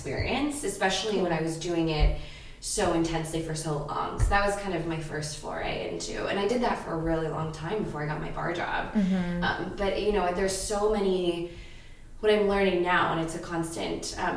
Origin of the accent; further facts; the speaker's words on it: Ohio, United States; now in Los Angeles, United States; I'm from Ohio. I'm an actor, writer, producer who lives in LA currently